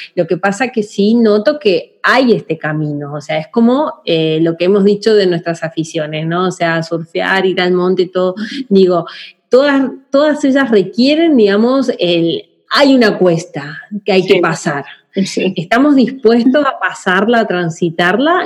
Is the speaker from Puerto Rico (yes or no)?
no; Argentina; moved away; yo nací en Argentina